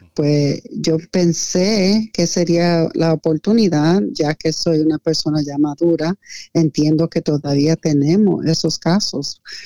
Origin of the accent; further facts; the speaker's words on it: Lancaster, Pennsylvania, United States; also born or lived in New York / Puerto Rico; mi infancia, cuando nosotros tuvimos que salir de Nueva York por una emergencia um, de vida o muerte, nosotros llegamos a Lancaster